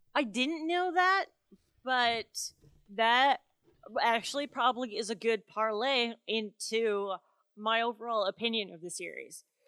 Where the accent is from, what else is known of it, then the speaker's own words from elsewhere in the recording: Wisconsin, United States; my home state, Wisconsin